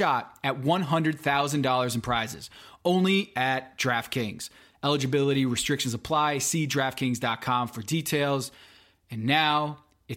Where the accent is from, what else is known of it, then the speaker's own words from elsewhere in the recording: Connecticut, United States; moved away; I'm from Connecticut too